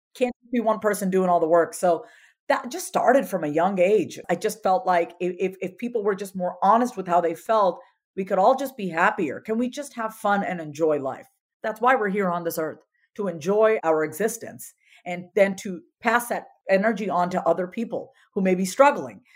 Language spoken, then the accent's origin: English; India; as an Indian woman